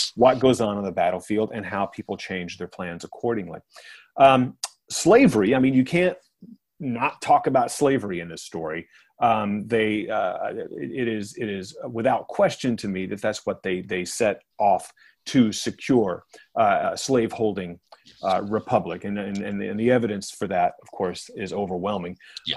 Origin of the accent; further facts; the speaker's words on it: Los Angeles, California, United States; here in my hometown of Los Angeles